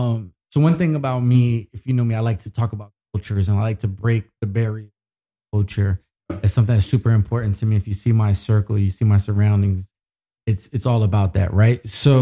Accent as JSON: {"language": "English", "region": "New York", "country": "United States", "said": "I'm from New York."}